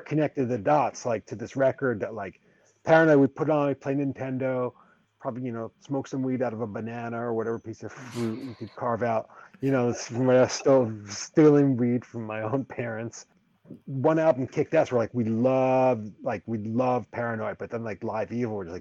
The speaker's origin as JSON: {"language": "English", "town": "New York City", "region": "New York", "country": "United States", "tie": "born or raised there", "said": "I grew up in and around New York City"}